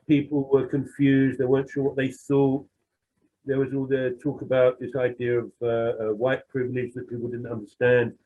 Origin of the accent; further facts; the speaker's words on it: London, United Kingdom; I'm some some white working class bloke who comes from a bit of a criminal background in the East End